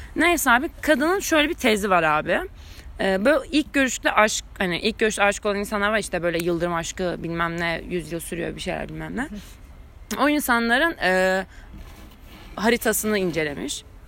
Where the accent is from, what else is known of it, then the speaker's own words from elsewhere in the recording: Istanbul, Turkey; Cerrahpaşa doğumluyum.